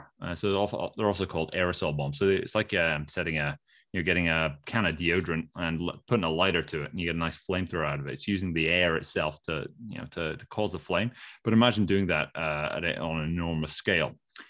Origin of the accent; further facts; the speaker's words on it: United Kingdom; Like, well, no, we're British.